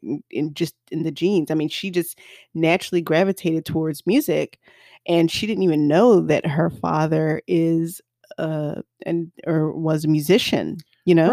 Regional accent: the South, United States; I'm from the South

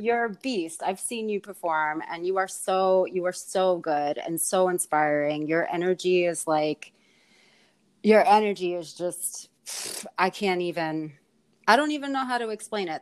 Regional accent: New York City, New York, United States; also born or lived in Ireland; born and raised in Queens in Astoria

